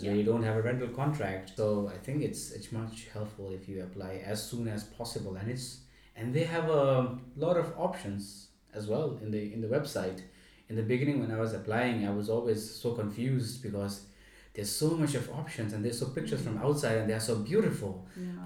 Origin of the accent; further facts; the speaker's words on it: Nepal; moved away as an adult; now in Stuttgart, Germany; So I come from Nepal, and in Nepal we live with our parents.